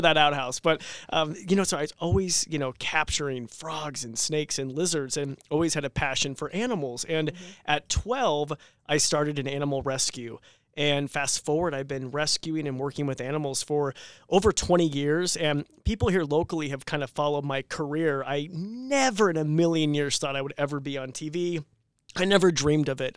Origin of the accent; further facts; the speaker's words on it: Robie Creek, Idaho, United States; I was born and raised here in Idaho, actually Roby Creek.